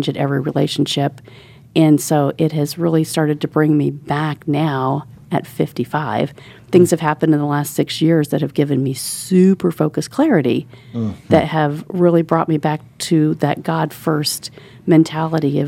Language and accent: English; Indianapolis, Indiana, United States; also born or lived in Orlando, Florida; our family had a property here on Shelby Street. So you know where University of Indianapolis is